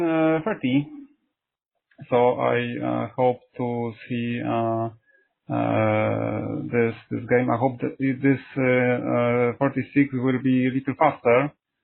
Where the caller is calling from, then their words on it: Poland; English is a second language; Hello, I am calling from Poland.